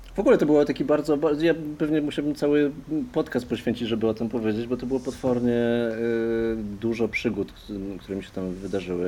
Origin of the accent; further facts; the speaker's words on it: Poland; moved away as an adult; przyjechałem e, z Polski i szukam pracy